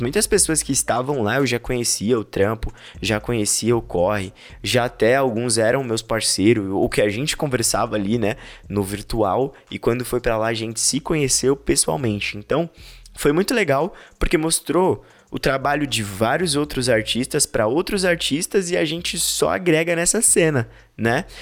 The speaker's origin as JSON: {"language": "Portuguese", "region": "São Paulo", "country": "Brazil", "said": "A gente é daqui da Zona Leste de São Paulo"}